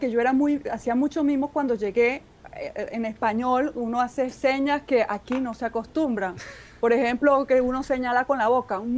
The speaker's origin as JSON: {"language": "Spanish", "country": "Venezuela", "tie": "born or raised there", "said": "quedarme solo en mi pueblito, que, que aunque es muy bonito y muy tranquilo, pues yo cuando estaba más joven necesitaba moverme, necesitaba aprender cosas nuevas, eh, ver culturas nuevas, civilizaciones nuevas. Y bueno, me cambié a muchas ciudades en Venezuela."}